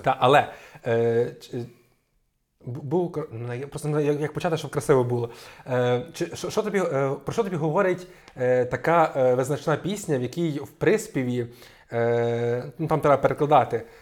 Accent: Zadnistrianske, Ivano-Frankivsk Oblast, Ukraine; я з села Задністрянське, де залізнична станція Бовщів

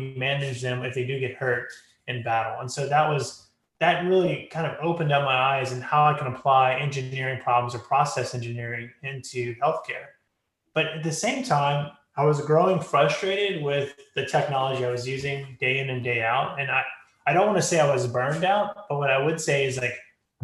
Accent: Lafayette, Louisiana, United States; Lafayette, Louisiana, where I'm from, which is Cajun country

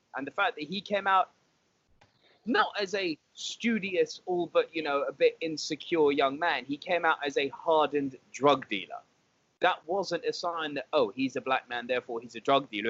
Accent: United Kingdom; I'm British

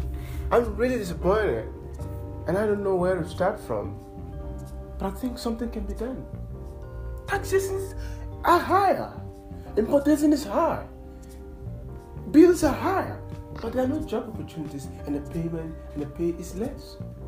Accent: Accra, Greater Accra, Ghana; also born or lived in Nigeria; I'm an African, a proud one for that matter. I'm from Ghana, in West Africa. I was born and raised in Accra, Ghana. I've lived 80% of my life in Africa.

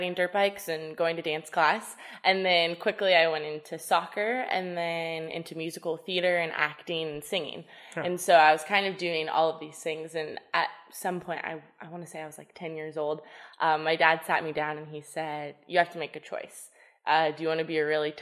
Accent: Southern California, United States; I was born and raised in Southern California, so I am truly a California girl

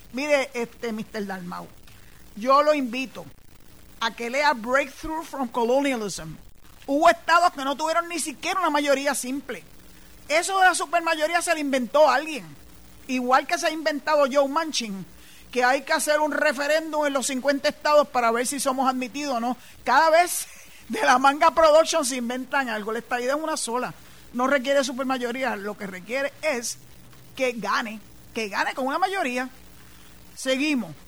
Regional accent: Puerto Rico; Nosotros no somos ni mexicanos, ni nada de eso. Somos boricuas

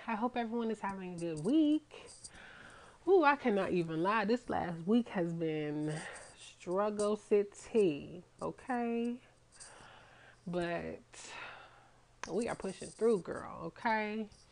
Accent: Atlanta, Georgia, United States; I'm from Atlanta

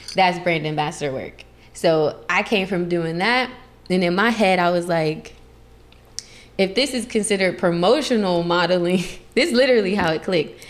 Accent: Columbus, Ohio, United States; moved away as an adult; also born or lived in Las Vegas, Nevada; now in California, United States; I'm originally from Columbus, Ohio

